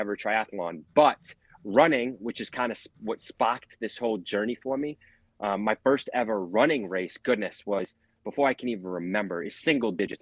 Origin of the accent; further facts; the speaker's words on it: Boston, Massachusetts, United States; now in Clermont, United States; I'm from Boston, Massachusetts